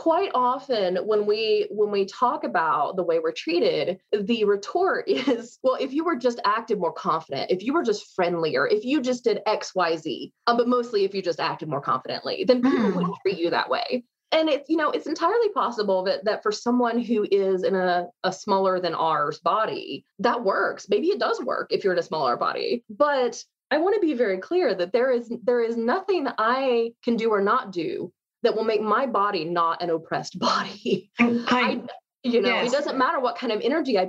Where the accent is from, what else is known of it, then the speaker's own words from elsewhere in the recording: United States; As an American